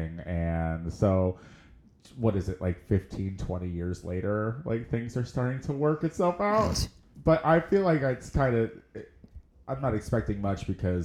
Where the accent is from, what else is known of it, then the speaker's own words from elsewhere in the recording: Central Illinois, United States; moved away; my hometown